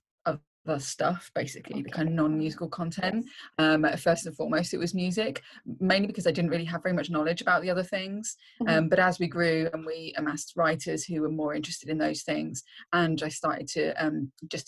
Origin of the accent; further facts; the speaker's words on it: Reading, South East England, United Kingdom; moved away as an adult; now in North East England, United Kingdom; I'm originally from Reading, just like 25 miles or so outside London